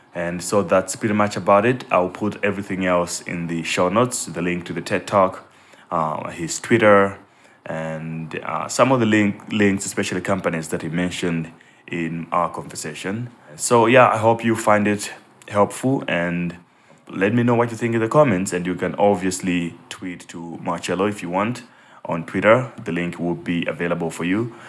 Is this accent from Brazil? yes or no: no; Malawi; I grew up in Malawi